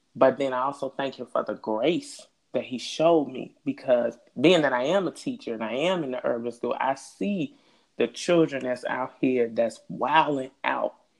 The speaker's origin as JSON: {"language": "English", "town": "Chicago", "region": "Illinois", "country": "United States", "said": "I'm from the West Side"}